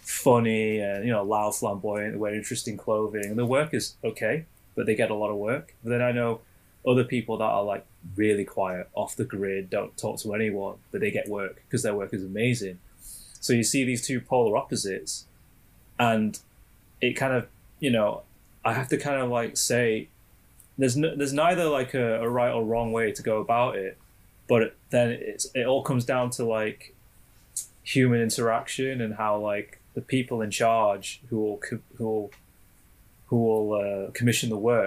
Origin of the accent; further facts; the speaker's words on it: Sheffield, Yorkshire and the Humber, United Kingdom; my hometown, Sheffield